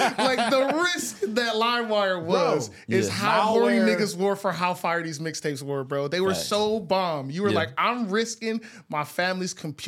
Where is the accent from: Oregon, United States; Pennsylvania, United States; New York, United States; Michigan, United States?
Michigan, United States; I'm from Michigan